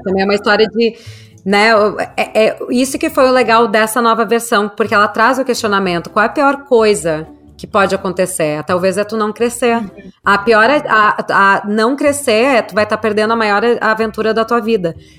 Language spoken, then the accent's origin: Portuguese; Brazil; moved away; eu, como brasileira